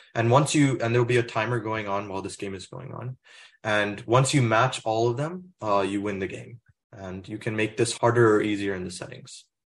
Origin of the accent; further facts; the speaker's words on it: Plano, Texas, United States; moved away; I'm originally from Plano, Texas, which is in the Dallas area